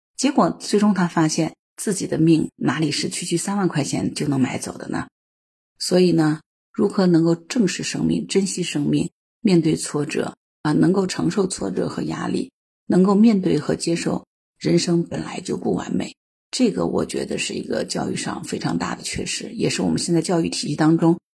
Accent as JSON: {"language": "Chinese", "country": "China", "said": "我们中国人"}